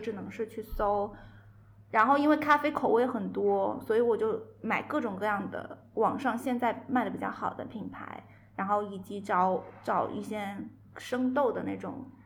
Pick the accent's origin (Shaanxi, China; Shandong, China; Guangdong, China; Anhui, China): Guangdong, China; Guangzhou; moved away as an adult; now in Zhejiang, China; 我其实广州人嘛，然后一直是在广州找到了一份挺满意的一个工作